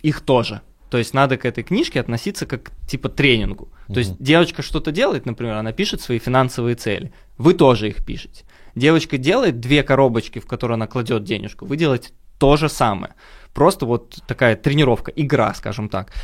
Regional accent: Minsk, Belarus; now in Moscow, Russia; я сам из Беларуси, из Минска

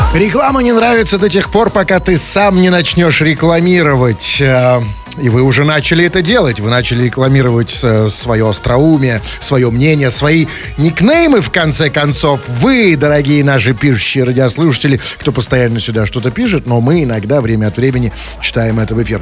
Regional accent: Saint Petersburg, Russia; как добропорядочный петербуржец

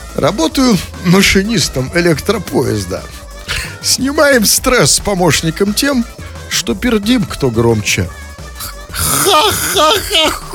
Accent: Saint Petersburg, Russia; мы петербуржцы живем

